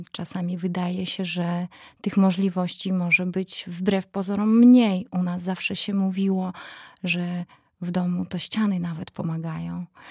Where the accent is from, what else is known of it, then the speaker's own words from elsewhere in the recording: Belarus; Polish is a second language; moved away as an adult; now in Poland; będąc Białorusinką